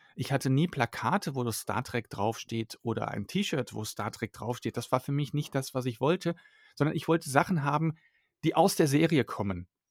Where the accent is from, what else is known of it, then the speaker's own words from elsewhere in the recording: Germany; German is a second language; also born or lived in Belgium; bin als Kind mit meiner Eltern nach Deutschland umgezogen und dann ja, bin ich hier einfach aufgewachsen